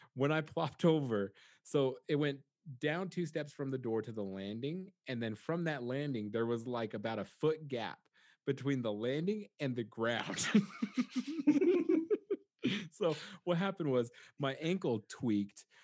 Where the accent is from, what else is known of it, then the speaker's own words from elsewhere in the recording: United States; I'm an American